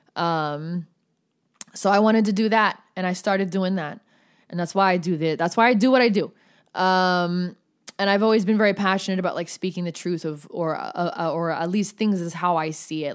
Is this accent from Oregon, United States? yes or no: yes; Oregon, United States; moved away as an adult; also born or lived in Los Angeles County, California; I moved down to L A County from Oregon.